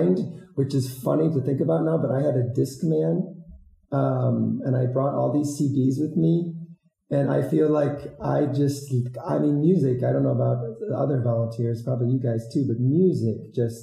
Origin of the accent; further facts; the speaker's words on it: a smaller town in Illinois, United States; also born or lived in Iowa / Madagascar; I'm from the Midwest, a smaller town in Illinois.